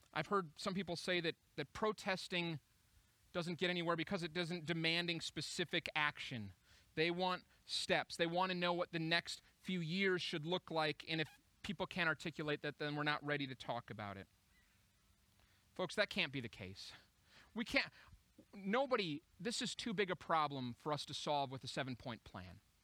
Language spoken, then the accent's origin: English; Minneapolis, Minnesota, United States; Minneapolis. It's my hometown